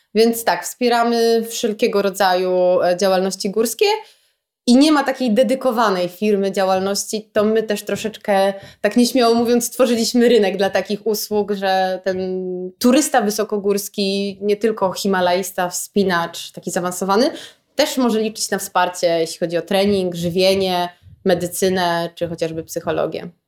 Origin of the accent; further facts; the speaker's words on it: Gdynia, Pomeranian Voivodeship, Poland; jestem z Gdyni i jak każdy gdynianin jestem taką bardzo lokalną patriotką i kocham to miasto.